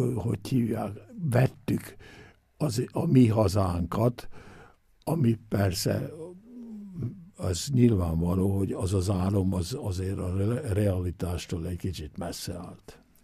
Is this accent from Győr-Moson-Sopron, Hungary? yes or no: yes; Győr, Győr-Moson-Sopron, Hungary; now in Innsbruck, Austria; én is ott születtem